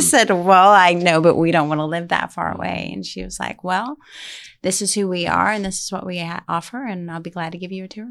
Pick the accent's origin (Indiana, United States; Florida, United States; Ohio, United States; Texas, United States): Texas, United States; Utopia; moved away; also born or lived in Midland, Texas; I'm from Utopia, Texas. And, um, growing up there, um, there's no other school options.